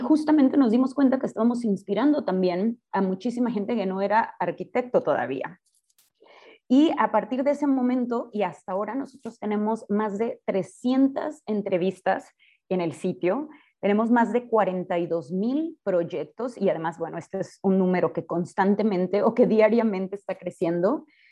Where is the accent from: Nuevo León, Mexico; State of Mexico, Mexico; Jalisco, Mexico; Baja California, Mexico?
Jalisco, Mexico; Guadalajara; yo soy de Guadalajara, yo estudié acá en el ITESO